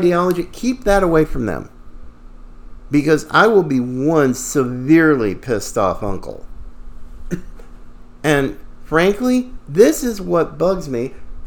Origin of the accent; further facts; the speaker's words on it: the South, United States; I grew up, I was born in the South, fifth generation